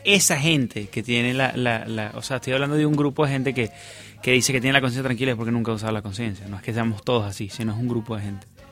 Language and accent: Spanish; Venezuela; moved away